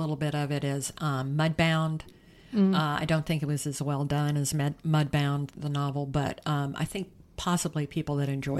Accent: South Carolina, United States; it takes place in South Carolina, my home state, in the 1920s.

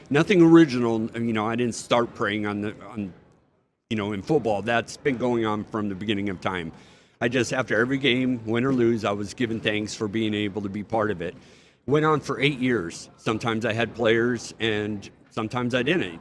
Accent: United States; I'm an American. I fought for my country

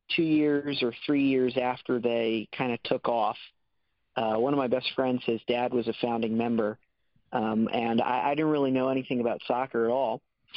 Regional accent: the Philadelphia area, Pennsylvania, United States; I'm from the area, originally.

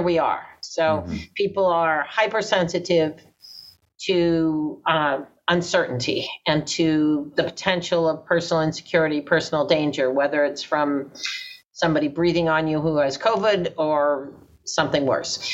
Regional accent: New York City, New York, United States; I'm a Brooklynite

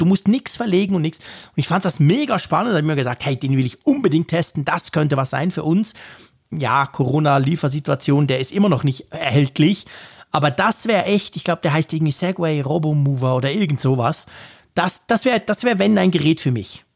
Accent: Switzerland; ich ja als Schweizer

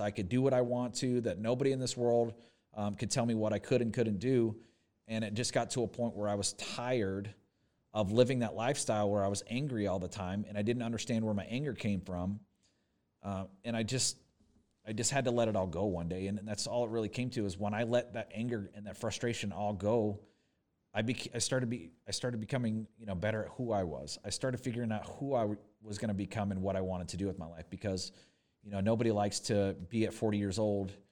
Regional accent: Corpus Christi, Texas, United States; moved away as an adult; also born or lived in Fort Worth, Texas / Dallas, Texas; now in Oshkosh, United States; I was born in Fort Worth, Texas. I grew up, I lived thirteen years in Corpus Christi, Texas.

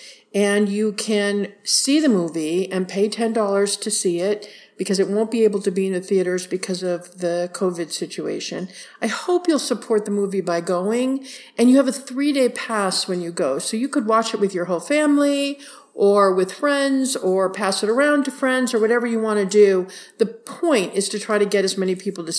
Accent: United States

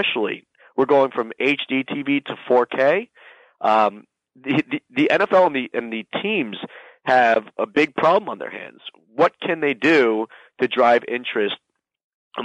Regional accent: Miami, Florida, United States; my hometown, Miami

